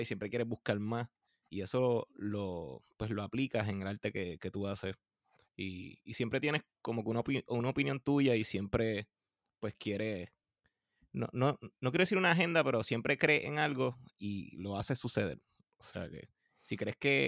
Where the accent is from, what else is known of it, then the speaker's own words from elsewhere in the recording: Puerto Rico; nosotros los puertorriqueños que nos pasamos comiéndonos las letras